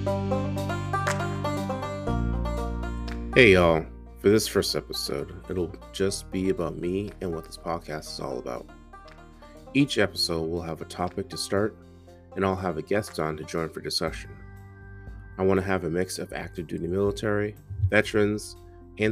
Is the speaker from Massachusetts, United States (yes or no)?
yes; Boston, Massachusetts, United States; also born or lived in Tennessee; I was born and raised in Boston, Mass